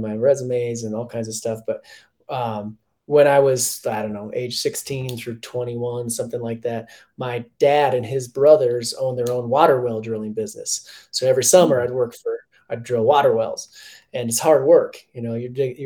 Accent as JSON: {"language": "English", "region": "Minnesota", "country": "United States", "moved": "yes", "lives_now": "Colorado, United States", "said": "as a Minnesotan"}